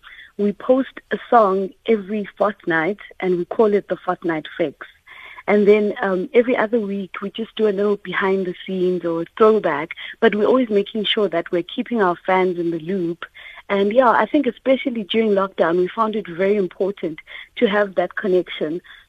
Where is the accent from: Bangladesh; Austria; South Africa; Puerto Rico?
South Africa; Can hear that we're a South African band, our sound has got that distinct sound.